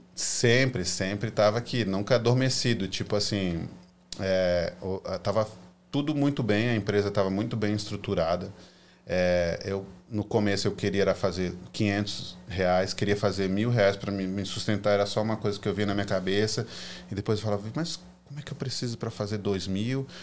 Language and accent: Portuguese; Florianópolis, Santa Catarina, Brazil; moved away as an adult; also born or lived in California; now in United States; eu sou manezinho da ilha